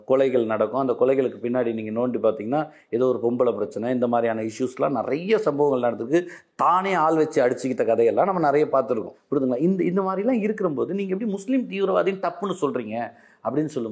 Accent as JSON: {"language": "Tamil", "town": "Uthukottai", "region": "Tamil Nadu", "country": "India", "tie": "born there", "said": "திருவள்ளூர் மாவட்டம் நான் பிறந்த ஊர் திருவள்ளூர் மாவட்டம் ஊத்துக்கோட்டை"}